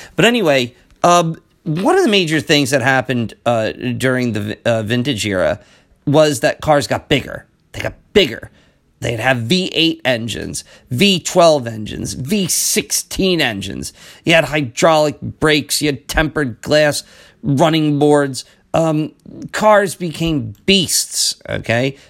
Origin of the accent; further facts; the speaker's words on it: New Jersey, United States; I'm from New Jersey